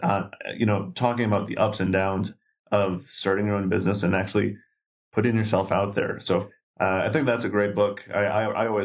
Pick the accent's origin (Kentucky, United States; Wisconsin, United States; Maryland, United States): Wisconsin, United States; now in Las Vegas, United States; I grew up in Wisconsin, so I got some good Midwest values going on, but moved out to Las Vegas about 18 years ago